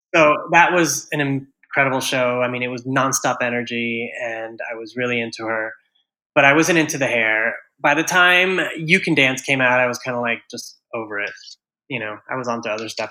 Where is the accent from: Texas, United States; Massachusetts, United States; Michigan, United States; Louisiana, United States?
Texas, United States; Houston; now in New York City, United States; I grew up in Houston, Texas